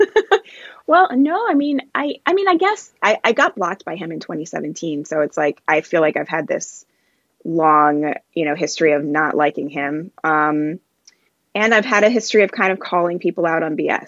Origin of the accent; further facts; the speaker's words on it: Jamaica; now in United States; I'm um I'm Jamaican